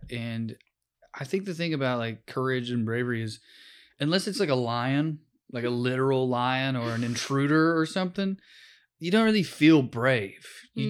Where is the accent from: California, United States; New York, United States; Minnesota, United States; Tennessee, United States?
Tennessee, United States; Sunbright; Sunbright, Tennessee.